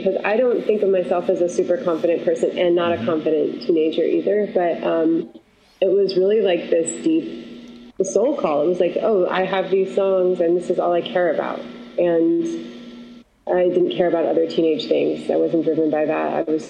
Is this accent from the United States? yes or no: yes; Syracuse, New York, United States; I'm from Syracuse, New York, and it's actually pretty similar to Wisconsin.